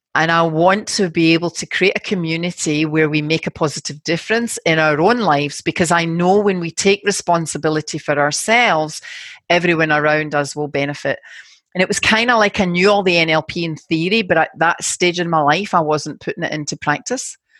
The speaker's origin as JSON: {"language": "English", "town": "Glasgow", "region": "Scotland", "country": "United Kingdom", "moved": "yes", "lives_now": "Sydney, Australia", "said": "I'm from Glasgow and very working class background"}